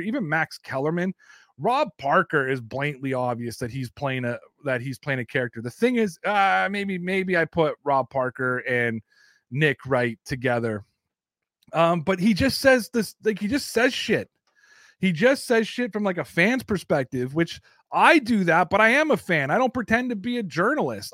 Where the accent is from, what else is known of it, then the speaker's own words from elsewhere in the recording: Canada; accent: Canadian; I'm Canadian